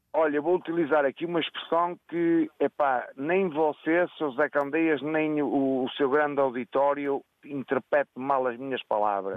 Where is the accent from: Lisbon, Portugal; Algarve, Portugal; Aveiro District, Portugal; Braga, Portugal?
Braga, Portugal; Riba de Ave; É Ribadave, é mesmo na minha terra